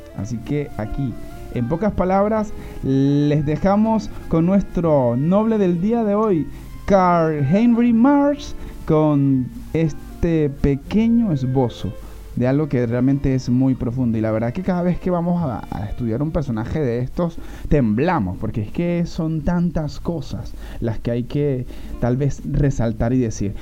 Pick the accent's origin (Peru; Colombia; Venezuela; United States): Venezuela; como todos los venezolanos